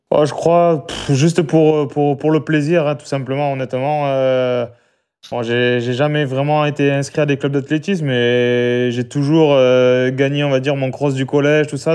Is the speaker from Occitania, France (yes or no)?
yes; Albi, Occitania, France; je suis né à Albi et j'ai grandi à Albi